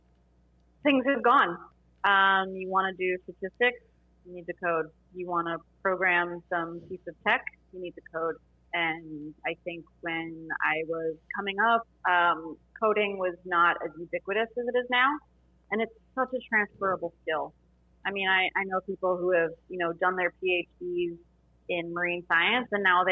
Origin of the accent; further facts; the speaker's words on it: South Florida, United States; I'm from South Florida